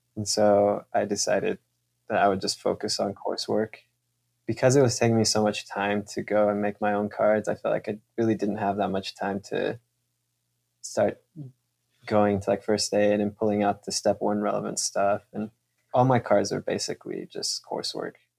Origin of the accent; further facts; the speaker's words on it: Kansas City, United States; also born or lived in California / Mexico; I'm from California, but I grew up in Kansas City. My family is from Mexico